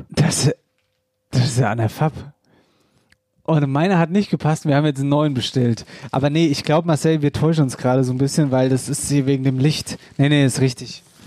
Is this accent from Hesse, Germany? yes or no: yes; Central Hesse, Germany; accent: Central Hessian (Wetterau); aus meinem Dialekt, mittelhessisches Wetterbuch, Dialektbibel aus der Wetterau